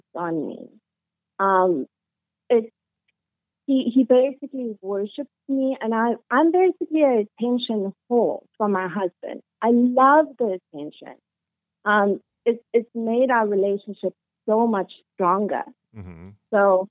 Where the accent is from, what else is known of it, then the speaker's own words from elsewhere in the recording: South Africa; moved away as an adult; now in Canada; I'm South African